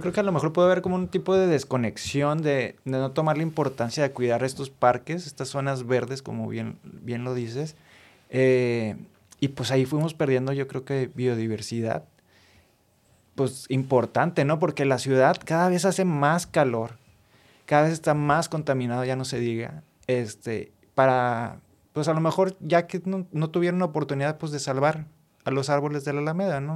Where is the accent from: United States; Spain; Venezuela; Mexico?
Mexico; Monterrey, Nuevo León; como regio